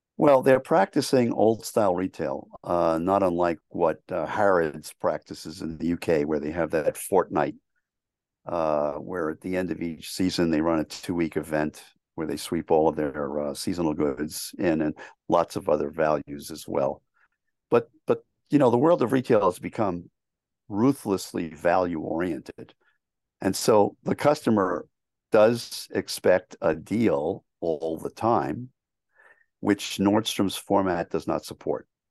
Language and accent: English; New York City, New York, United States; I grew up in New York City.